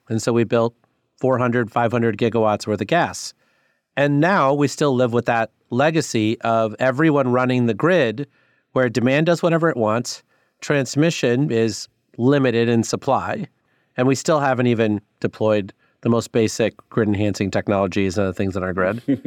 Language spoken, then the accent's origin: English; Sterling, Illinois, United States; I grew up in Illinois, Northwest Illinois, in Sterling